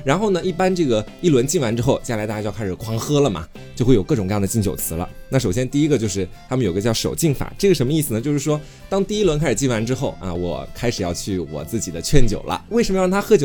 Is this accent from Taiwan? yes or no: no; Anhui, China; 我们安徽这边老乡会是这个规矩啊